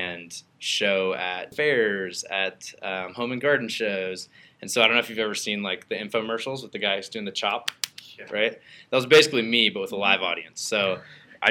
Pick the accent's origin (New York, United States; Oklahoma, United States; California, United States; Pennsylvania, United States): Oklahoma, United States; Bixby; moved away as an adult; I grew up in Bixby, Oklahoma, which is like even smaller than Tulsa, Oklahoma.